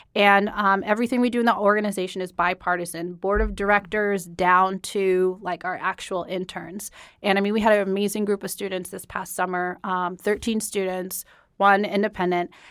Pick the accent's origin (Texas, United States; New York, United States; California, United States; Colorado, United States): Colorado, United States; Denver; moved away as an adult; also born or lived in Atlanta, Georgia; I'm originally from Denver